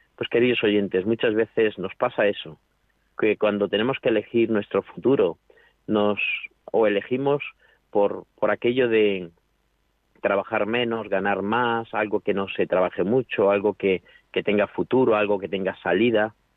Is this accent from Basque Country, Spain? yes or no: no; a town in Toledo, Castilla-La Mancha, Spain; moved away as an adult; now in Alcuéscar, Spain; yo soy un pueblo de Toledo y estoy pues eso a 400 kilómetros